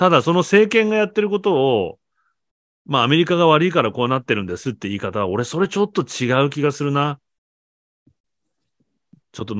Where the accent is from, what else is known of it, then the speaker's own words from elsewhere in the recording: South Korea; で、これ、韓国人の考え方よ。俺も韓国人だから今頭の中。南朝鮮だから。